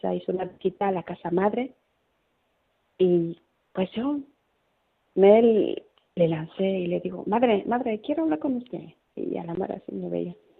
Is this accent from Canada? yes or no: no; León, Guanajuato, Mexico; moved away as an adult; also born or lived in Madrid, Spain / Ciudad Real, Spain / Bilbao, Spain; now in Larantuka, Indonesia; en mi pueblo, en mi querido León, Guanajuato, donde yo soy, soy mexicana